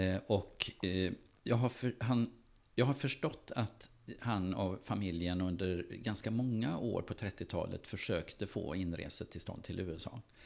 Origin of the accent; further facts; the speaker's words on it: Gothenburg, Västra Götaland, Sweden; jag växte upp i Göteborg